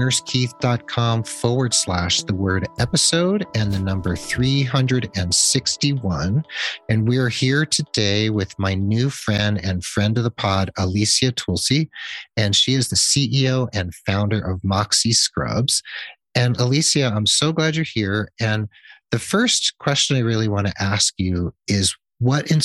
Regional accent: New England, United States; I'm from New England too

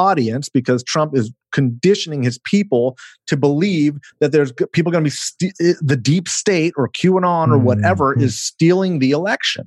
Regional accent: California, United States; my home state of California

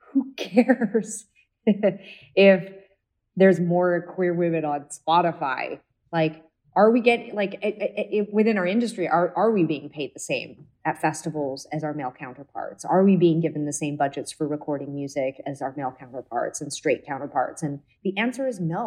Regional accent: Canada; we come from Canada and had certain privileges

